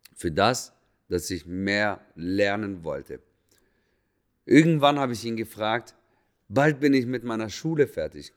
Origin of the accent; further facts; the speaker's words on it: Lebanon; moved away; ich bin Araber, komme ursprünglich aus dem Libanon